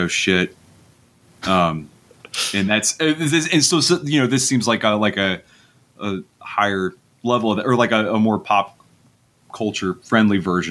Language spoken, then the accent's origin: English; Grand Island, Nebraska, United States; also born or lived in Omaha, Nebraska; my hometown of Grand Island, Nebraska